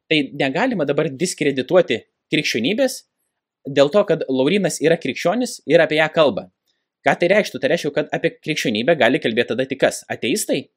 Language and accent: Lithuanian; Lithuania; nors aš ir gimiau Lietuvoje, dabar žiūrint grinai sociologiškai, Lietuva, nu, nėra tokia jau krikščioniška valstybė, kaip kad bandoma yra pasakyti aš neužaugau tikinčioje šeimoje. Ir aš atsiverčiau būdamas 26 metų